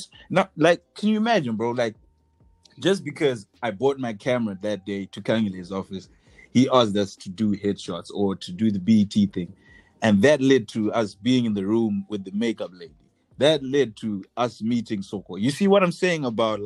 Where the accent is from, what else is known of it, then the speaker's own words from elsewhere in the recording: Zimbabwe; we're from Zimbabwe